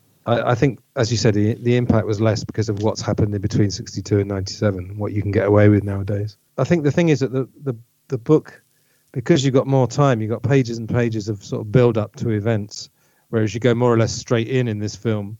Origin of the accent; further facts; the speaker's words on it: England, United Kingdom; we're all from England.